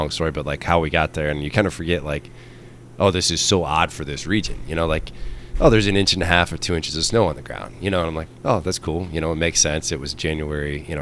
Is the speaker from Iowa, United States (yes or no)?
yes; Iowa, United States; also born or lived in Colorado; me growing up in Iowa, it snows all the time